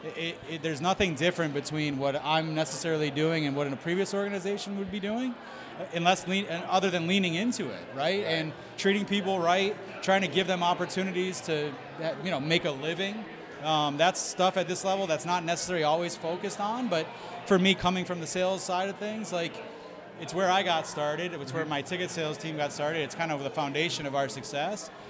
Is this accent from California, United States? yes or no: no; Springfield, Massachusetts, United States; I'm from Springfield